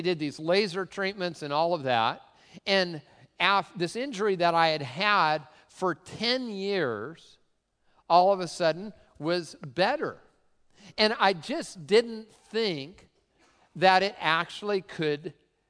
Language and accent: English; Tacoma, Washington, United States; I grew up in really the cultural center of the Pacific Northwest, Tacoma